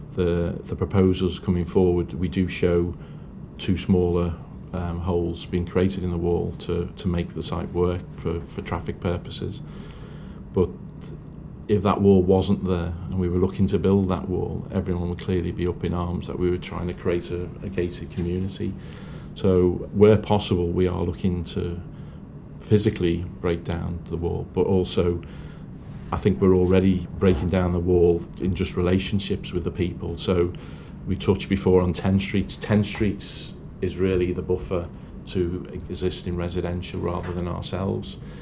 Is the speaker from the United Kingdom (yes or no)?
yes; Liverpool, North West England, United Kingdom; I'm from Liverpool and I'm proud of, of that status